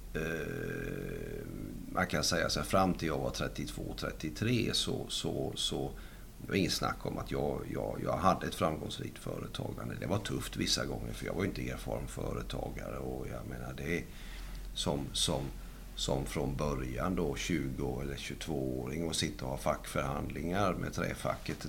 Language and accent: Swedish; Sweden; jag stannar kvar hemma i Sverige